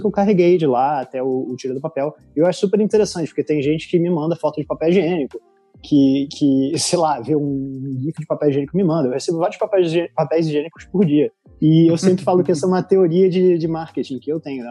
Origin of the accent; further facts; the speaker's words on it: Rio de Janeiro, Brazil; accent: carioca; moved away as an adult; also born or lived in Italy / Portugal; now in London, United Kingdom; eu diria que eu não sou estereotipo carioca, mas o meu sotaque é muito forte. E sim, eu sou do Rio